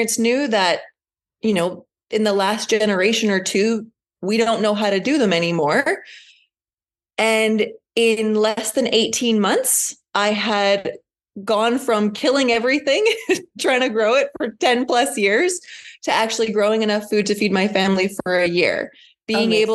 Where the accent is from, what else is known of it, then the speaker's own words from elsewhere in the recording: just outside Winnipeg, Manitoba, Canada; I am from Manitoba, just outside Winnipeg.